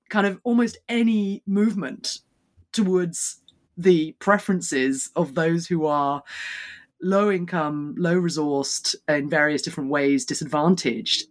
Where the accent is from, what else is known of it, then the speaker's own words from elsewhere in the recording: United Kingdom; as a Brit